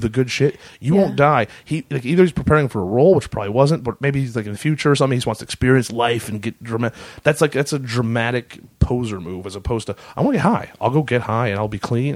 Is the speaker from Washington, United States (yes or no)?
yes; Lake Washington, United States; the lake of my hometown